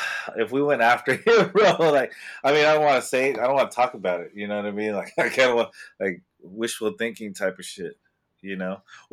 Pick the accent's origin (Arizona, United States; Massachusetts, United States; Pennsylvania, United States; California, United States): California, United States; East Bay; we grew up in the East Bay